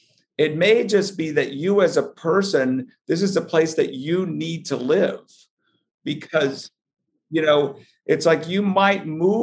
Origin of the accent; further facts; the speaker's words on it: Dallas, Texas, United States; moved away as an adult; also born or lived in Richardson, Texas; now in New York City, United States; being born and raised in Dallas, and my parents were both from Arkansas